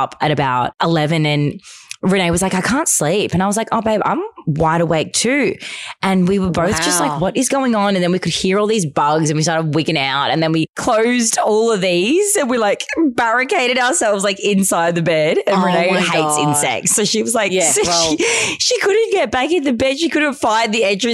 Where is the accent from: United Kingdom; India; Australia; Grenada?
Australia; I don't even look Australian. Like, I don't even look like I'm from Australia.